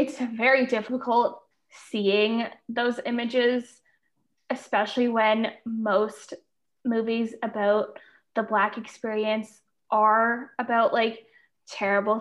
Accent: Canada; As a Canadian

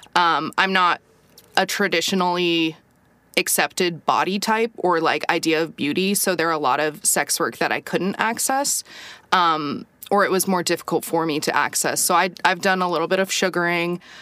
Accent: United States; moved away as an adult; I think I was the only American

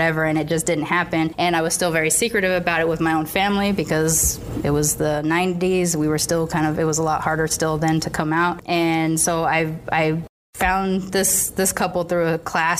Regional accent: United States; also born or lived in Boston / California; America, America, America.

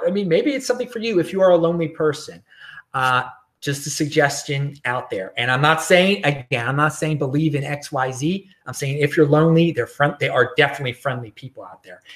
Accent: Baltimore, Maryland, United States; moved away; I'm some dude from Baltimore

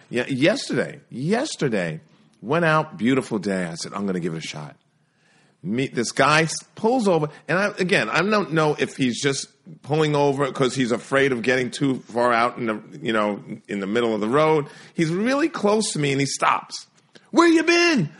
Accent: New York City, New York, United States; grew up in New York City

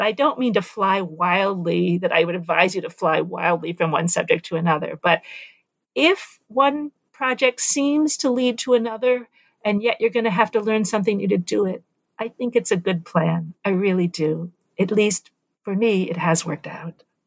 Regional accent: New York City, New York, United States; also born or lived in Nicaragua; as a young person growing up in New York City in the 1970s

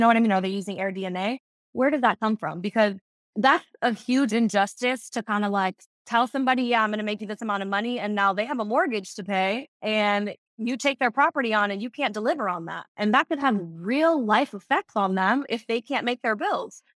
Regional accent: Fort Lauderdale, Florida, United States; Fort Lauderdale is my home, like, I was born and raised here in Broward County

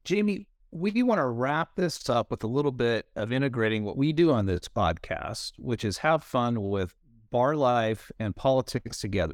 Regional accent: California, United States; as a Californian

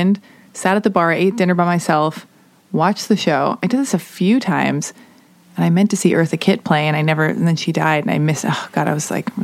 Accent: Los Angeles, California, United States; also born or lived in New York; I was born and raised in Los Angeles

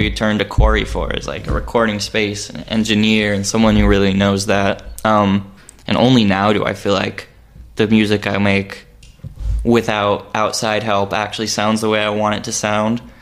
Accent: New Mexico, United States; also born or lived in Albuquerque; Uh, so I grew up in New Mexico, um, and then yeah, I. Uh, spent a couple of years here and then moved back. I was in Albuquerque for a year.

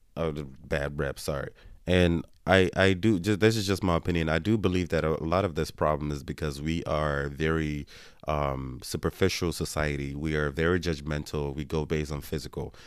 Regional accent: Nigeria; I'm Nigerian

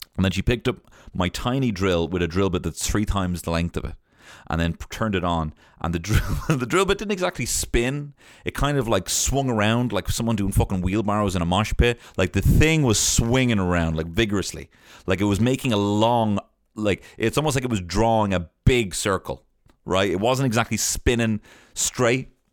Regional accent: Ireland; born or raised there

